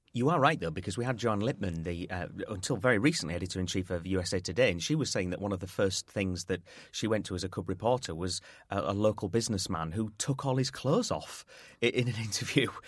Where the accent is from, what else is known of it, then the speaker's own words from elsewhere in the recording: Yorkshire and the Humber, United Kingdom; I'm a Yorkshireman